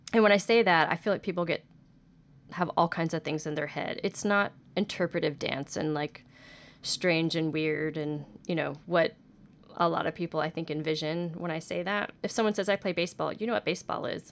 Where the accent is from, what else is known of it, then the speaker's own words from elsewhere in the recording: Houston, Texas, United States; I grew up in Houston dancing